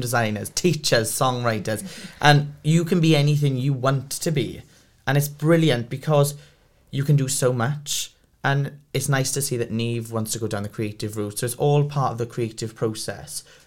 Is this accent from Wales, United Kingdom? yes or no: yes; Port Talbot, Wales, United Kingdom; I'm from Port Talbot, I'm literally from down the road